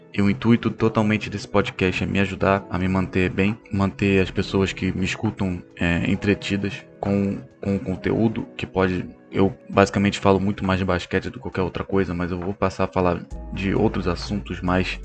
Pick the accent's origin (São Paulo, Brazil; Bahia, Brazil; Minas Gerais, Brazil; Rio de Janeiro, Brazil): Rio de Janeiro, Brazil; eu cresci em Bangu, no Rio de Janeiro